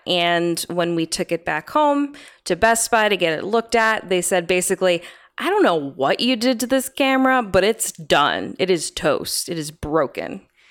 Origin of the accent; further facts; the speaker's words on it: New England, United States; growing up in New England